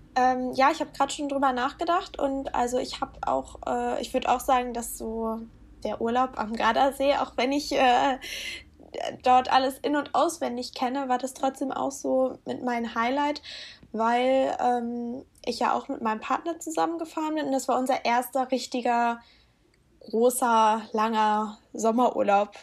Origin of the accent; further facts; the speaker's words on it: Lower Saxony, Germany; wir kommen ja aus Norddeutschland beide oder also Niedersachsen